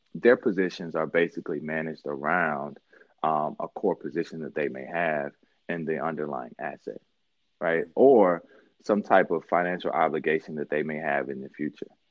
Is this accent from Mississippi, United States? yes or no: yes; Mississippi, United States; also born or lived in New York / Miami; now in Detroit, United States; I grew up in Mississippi, born and raised there